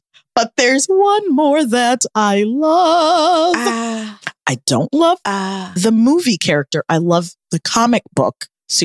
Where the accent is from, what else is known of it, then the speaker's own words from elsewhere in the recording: Omaha, Nebraska, United States; I live in Omaha. Amber is from Omaha. We're both from Omaha, Nebraska.